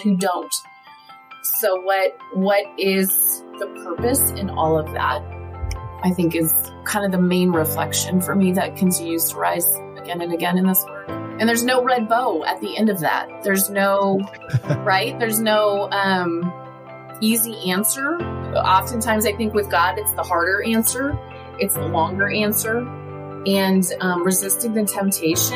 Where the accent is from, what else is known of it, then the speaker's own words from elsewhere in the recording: United States; I have a responsibility as an American